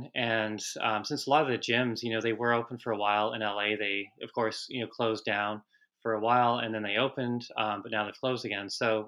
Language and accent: English; Vancouver, British Columbia, Canada; I grew up in Canada, in Vancouver, and it was pretty common there, of course, to play hockey and start really young.